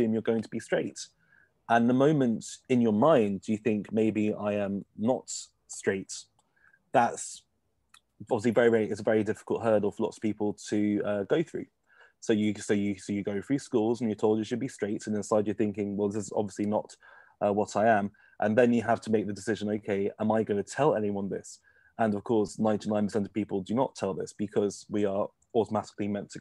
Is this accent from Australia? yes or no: no; Kettering, East Midlands, United Kingdom; we're both from Kettering, Northamptonshire